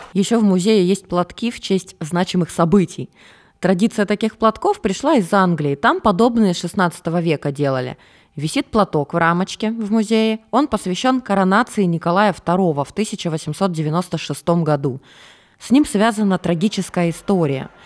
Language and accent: Russian; Norilsk, Krasnoyarsk Krai, Russia; moved away; В детстве я жила в Норильске, это крайний север